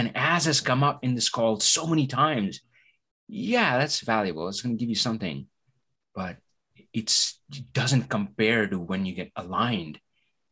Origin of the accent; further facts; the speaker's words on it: India; English is a second language; moved away; I come from India, right? So English is not my native language.